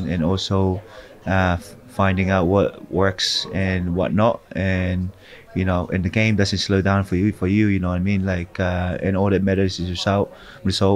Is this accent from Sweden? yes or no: no; New Zealand; also born or lived in Tonga; as Kiwi as well